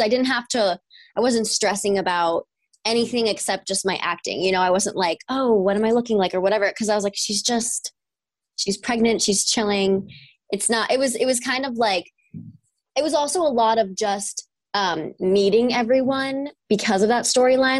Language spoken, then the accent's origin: English; New York, United States; moved away; I'm from New York. I grew up in a little small town